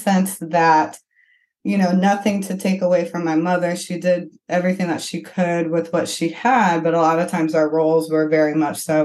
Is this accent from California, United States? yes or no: no; Flint, Michigan, United States; I grew up in Flint, Michigan